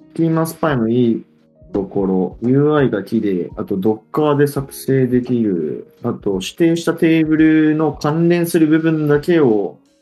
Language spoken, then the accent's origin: Japanese; Hiroshima, Japan; 俺も広島、地元だけど、広島新庄出てて